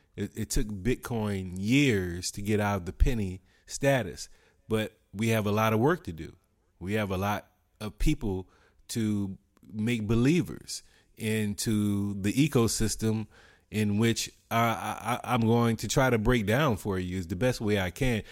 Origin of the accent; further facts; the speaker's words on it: United States; as an American